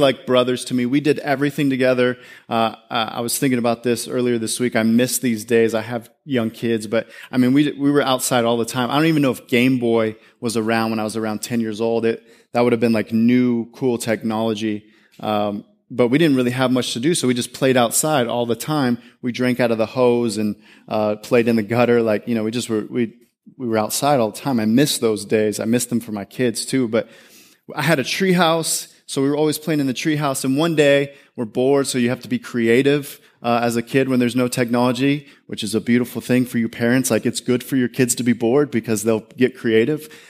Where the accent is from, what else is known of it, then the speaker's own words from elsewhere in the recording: California, United States; I grew up in this neighborhood. I'm from California. I grew up in this neighborhood, small little town